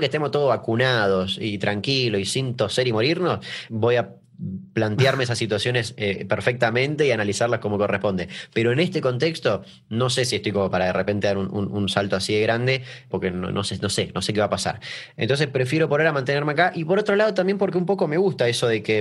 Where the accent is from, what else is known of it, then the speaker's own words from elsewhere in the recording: Argentina; acá que en Argentina